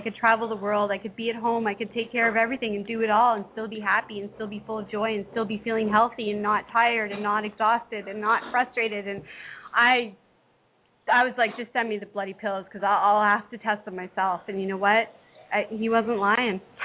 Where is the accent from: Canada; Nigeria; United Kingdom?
Canada; I'm Canadian.